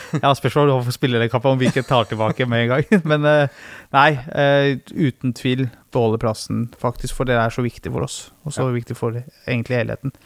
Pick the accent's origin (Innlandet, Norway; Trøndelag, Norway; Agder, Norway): Innlandet, Norway; Løten; Kall det klubben eh, der jeg vokste opp